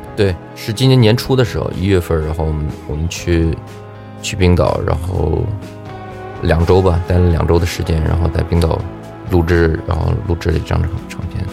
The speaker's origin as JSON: {"language": "Chinese", "region": "Tianjin", "country": "China", "tie": "born or raised there", "also_born_or_lived": "Dalian", "moved": "as an adult", "said": "因为高中在天津嘛，我家是天津的"}